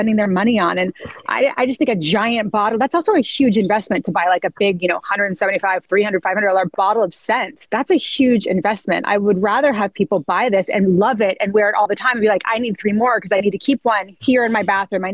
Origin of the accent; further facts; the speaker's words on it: Santa Barbara, California, United States; And so I grew up in Montecito. I grew up in Santa Barbara.